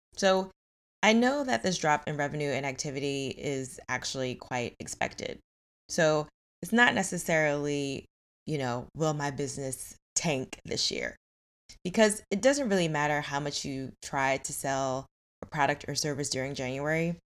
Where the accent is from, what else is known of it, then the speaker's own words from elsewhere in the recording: New York, United States; I grew up in New York